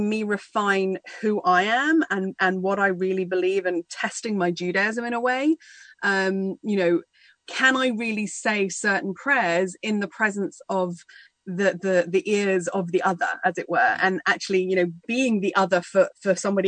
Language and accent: English; United Kingdom; I grew up just outside London in a small English village